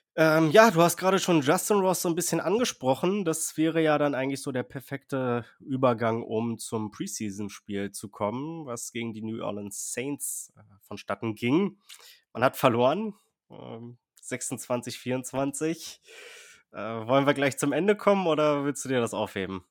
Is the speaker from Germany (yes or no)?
yes; Berlin, Germany; Ich bin auch in der Straße aufgewachsen in Berlin